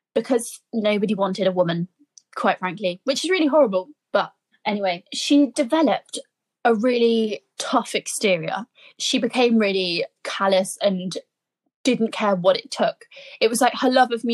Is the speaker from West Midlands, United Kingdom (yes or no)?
yes; Birmingham, West Midlands, United Kingdom; I'm a Brummie girl.